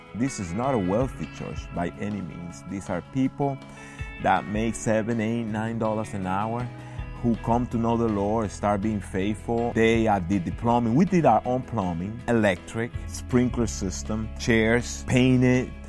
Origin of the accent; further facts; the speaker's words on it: Dominican Republic; now in Elizabeth, United States; I'm originally from the Dominican Republic, so I came to the States in nineteen ninety-one.